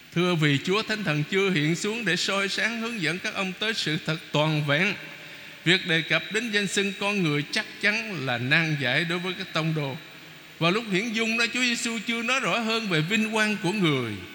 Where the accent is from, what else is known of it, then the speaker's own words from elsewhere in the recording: Vietnam; mình người Việt Nam mà